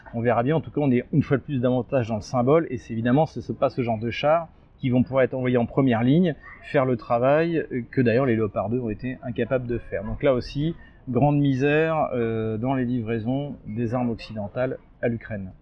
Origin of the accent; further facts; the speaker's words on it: France; also born or lived in Russia; à moi en tant que Français